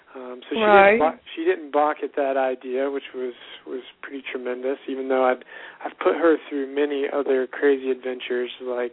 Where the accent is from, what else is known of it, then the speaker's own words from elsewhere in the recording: Appalachia, United States; it was just always a dream of mine to do the Appalachian Trail growing up in the Appalachian Mountains